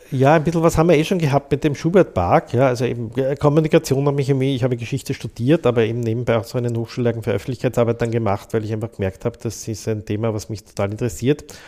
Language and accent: German; Vienna, Austria; Ich bin ja eben in der Cottagegasse in die Volksschule gegangen, in der ähm, Klostergasse ins Gymnasium gegangen